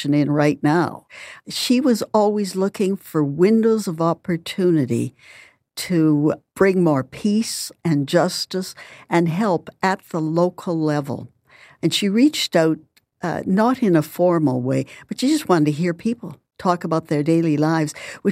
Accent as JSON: {"language": "English", "region": "Saskatchewan", "country": "Canada", "said": "I'm from Saskatchewan"}